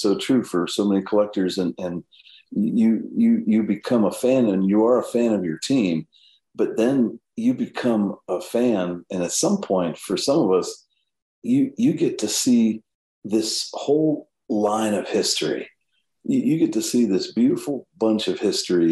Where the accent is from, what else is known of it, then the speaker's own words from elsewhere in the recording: Perryopolis, Pennsylvania, United States; born and raised in southwestern PA in a little town called Perryopolis